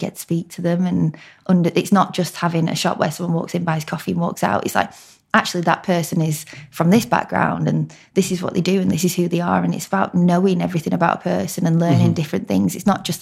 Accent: Blackburn, North West England, United Kingdom; also born or lived in York; I'm actually from Blackburn, which is Lancashire, hence the accent.

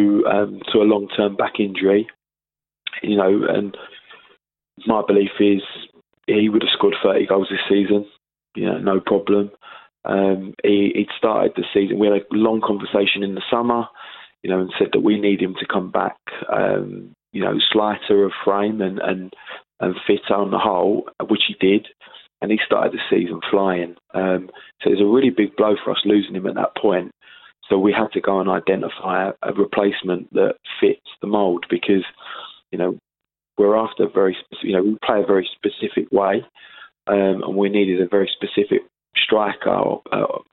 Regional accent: Sidcup, London, United Kingdom; I'm from Sidcup. You know, I grew up in Sidcup. I moved there when I was 10.

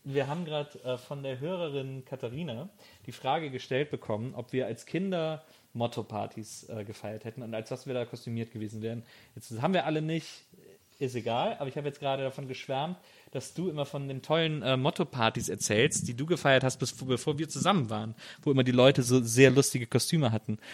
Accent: Rhineland, Germany; ich komme aus dem Rheinland, deswegen haben wir Karneval gefeiert

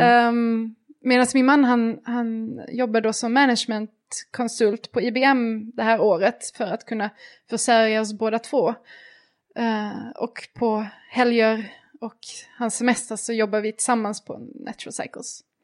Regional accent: Malmö, Skåne, Sweden; moved away as an adult; also born or lived in Switzerland; när jag flyttade ifrån Malmö där jag växte upp

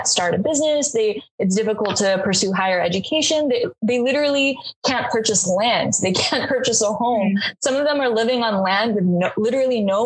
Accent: United States; as an American

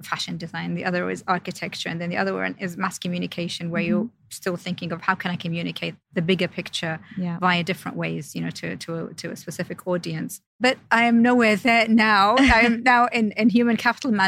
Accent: London, United Kingdom; moved away as an adult; also born or lived in Jeddah, Saudi Arabia; now in Saudi Arabia; we went to London when I was around 9 years old. And I was basically raised in central London, so between Kensington, Chelsea area. And then I lived there for just over 10 years

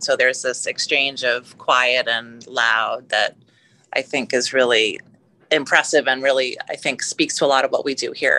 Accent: New York, United States; So, I was born in the 70s in New York, which is a very different time.

